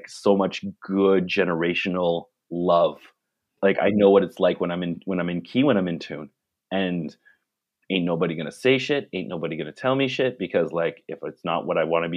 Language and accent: English; Ottawa, Ontario, Canada; moved away as an adult; also born or lived in Victoria; now in Vancouver, Canada; I'm from Ottawa